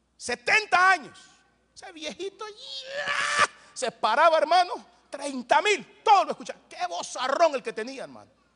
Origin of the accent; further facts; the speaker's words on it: Soyapango, San Salvador, El Salvador; crecí en un barrio allá en El Salvador que se llama Soyapango Hills